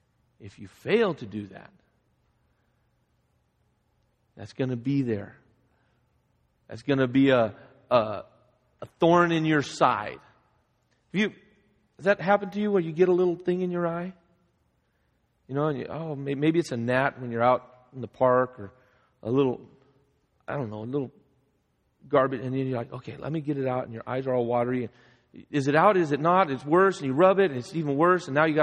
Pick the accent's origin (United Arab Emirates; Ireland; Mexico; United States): Mexico; Guadalajara, Jalisco; As most of you know, I grew up in Guadalajara, Mexico. My parents are missionaries down there.